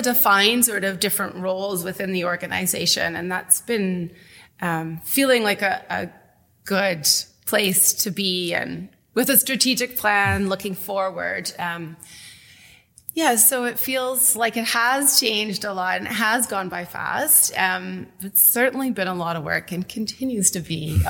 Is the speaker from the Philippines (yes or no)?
no; Winnipeg, Manitoba, Canada; moved away as an adult; also born or lived in Toronto; now in Welland, Canada; I'm from Winnipeg originally. My family's from there. I grew up there.